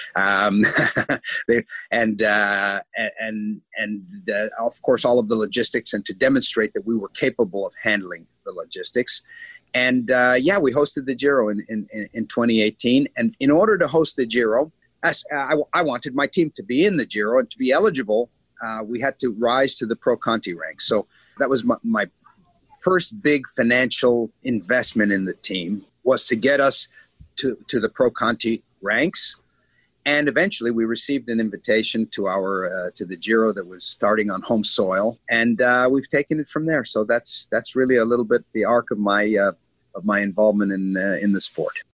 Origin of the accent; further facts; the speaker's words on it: Montreal, Quebec, Canada; now in Israel; I grew up in Montreal, uh, where we have winter 11 and a half months of the year.